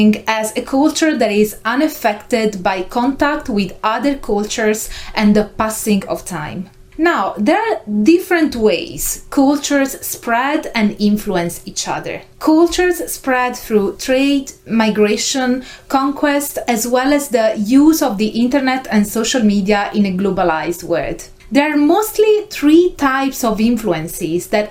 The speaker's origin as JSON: {"language": "English", "country": "Italy", "tie": "born or raised there", "first_language": "Italian", "second_language": "English", "said": "I was born and raised in Italy. Italian is my native tongue"}